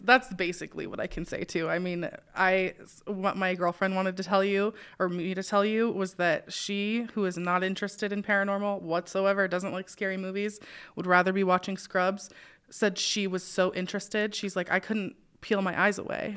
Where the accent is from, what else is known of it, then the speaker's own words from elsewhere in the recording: Spokane, Washington, United States; I grew up in Spokane